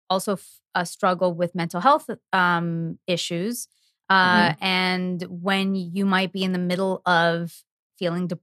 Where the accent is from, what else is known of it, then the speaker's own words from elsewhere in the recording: Canada; I'm from Canada